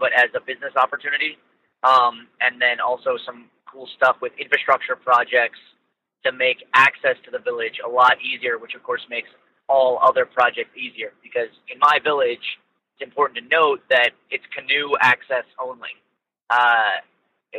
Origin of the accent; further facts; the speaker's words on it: Ohio, United States; also born or lived in Suriname; I'm from Ohio here in the U.S.